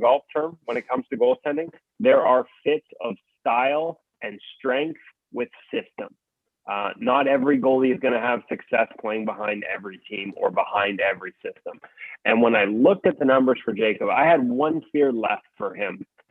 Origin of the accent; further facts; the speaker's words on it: Whitehorse, Yukon, Canada; now in Vancouver, Canada; I was born in Whitehorse, Yukon, but yeah, Vancouver's been home for a long time.